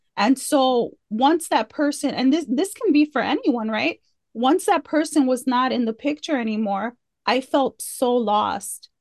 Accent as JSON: {"language": "English", "town": "Chicago", "region": "Illinois", "country": "United States", "tie": "born or raised there", "moved": "yes", "lives_now": "Fort Worth, United States", "said": "I grew up i, in Chicago, like, on the Southwest side, in, in the hood"}